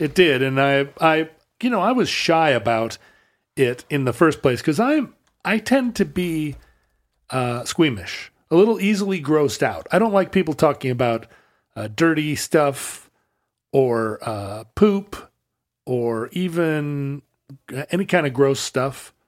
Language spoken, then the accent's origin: English; United States; as an American kid watching Monty Python in the late seventies and eighties